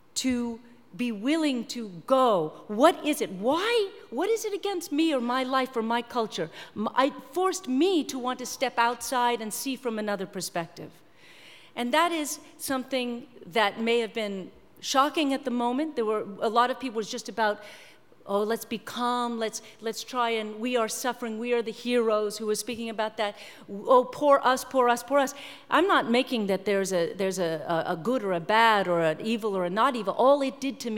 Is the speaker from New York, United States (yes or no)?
yes; New York, United States; I'm from New York. I saw it out my window